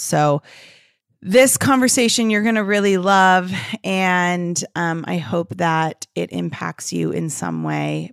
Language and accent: English; Santa Monica, California, United States; moved away as an adult; also born or lived in London / San Diego; I grew up in Los Angeles, so in and out of the entertainment industry